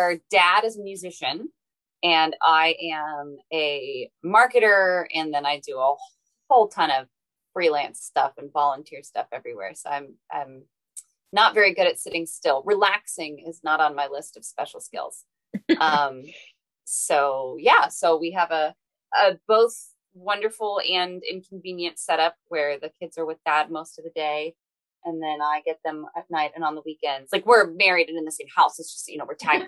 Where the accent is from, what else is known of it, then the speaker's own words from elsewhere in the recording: Cincinnati, Ohio, United States; also born or lived in Boston; I grew up in Cincinnati and then went away for college, lived in Boston for a few years